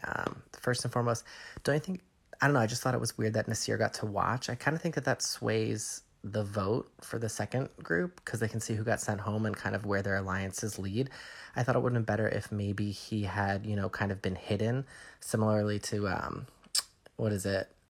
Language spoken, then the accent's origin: English; suburbs of Philadelphia, Pennsylvania, United States; I recently relocated back to my hometown in the suburbs of Philly